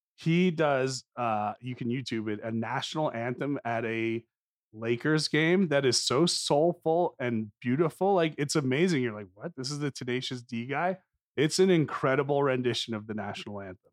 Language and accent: English; New Jersey, United States; a Jewish boy from North Jersey